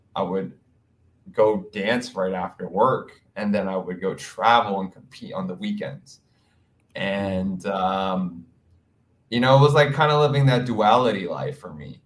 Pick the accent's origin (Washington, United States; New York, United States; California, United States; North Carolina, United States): New York, United States; New York City; also born or lived in Hawaii; now in New York City, United States; I am from Queens, New York, born and raised